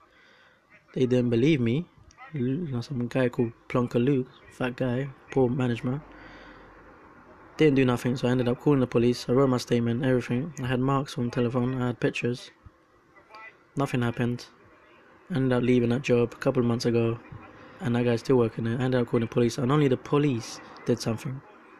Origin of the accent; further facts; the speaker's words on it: Colombia; I'm from Colombia